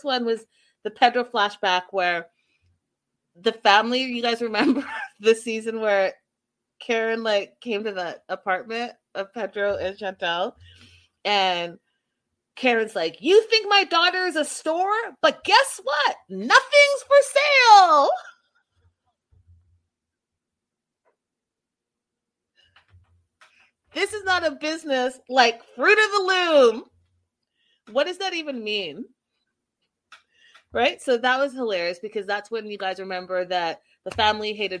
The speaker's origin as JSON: {"language": "English", "country": "Canada", "tie": "born or raised there", "said": "I'm from Canada, born and raised"}